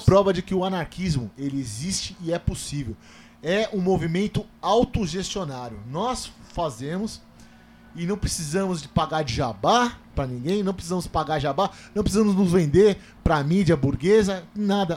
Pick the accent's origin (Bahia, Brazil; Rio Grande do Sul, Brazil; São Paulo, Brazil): São Paulo, Brazil; Taboão da Serra; Eu sou um cara que eu nasci e cresci no Parque Laguna, cara. É. Essa periferia